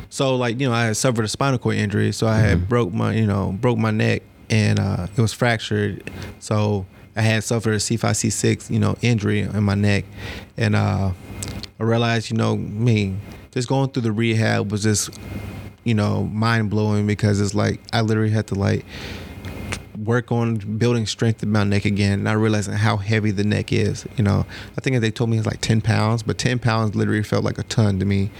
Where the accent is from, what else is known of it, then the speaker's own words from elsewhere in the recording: Cobb County, Georgia, United States; Cobb County